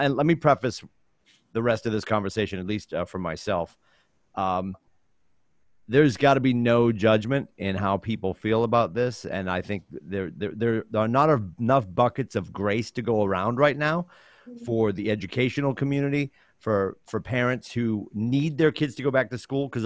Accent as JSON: {"language": "English", "town": "Chelmsford", "region": "Massachusetts", "country": "United States", "tie": "born or raised there", "moved": "yes", "lives_now": "New Hampshire, United States", "said": "where I grew up in Chelmsford"}